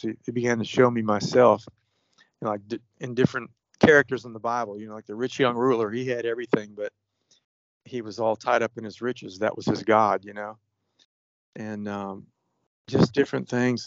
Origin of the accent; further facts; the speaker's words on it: Florida, United States; A friend of mine that I grew up with in Florida